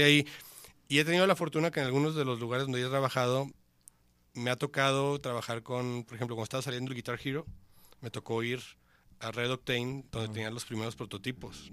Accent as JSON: {"language": "Spanish", "town": "Mazatlán", "region": "Sinaloa", "country": "Mexico", "moved": "as an adult", "lives_now": "Guadalajara, Mexico", "said": "Yo soy de Mazatlán"}